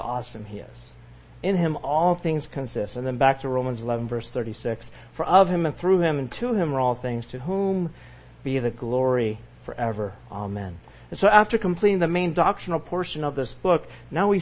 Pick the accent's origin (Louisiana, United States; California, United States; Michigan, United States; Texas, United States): California, United States; growing up in California